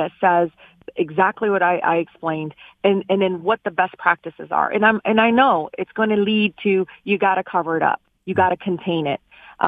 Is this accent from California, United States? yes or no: no; Detroit, Michigan, United States; growing up in Southwest Detroit